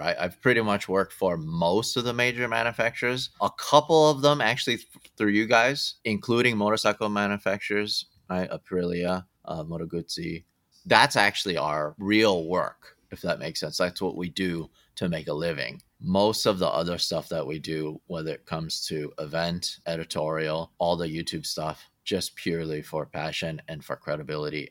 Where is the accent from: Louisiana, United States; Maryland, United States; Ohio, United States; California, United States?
California, United States; Southern; I grew up in Southern California